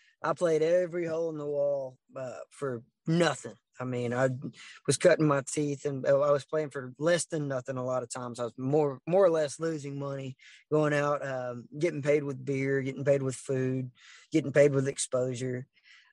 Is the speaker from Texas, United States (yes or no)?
yes; Orange, Texas, United States; we grew up in Southeast Texas. Orange is where I'm from, born and raised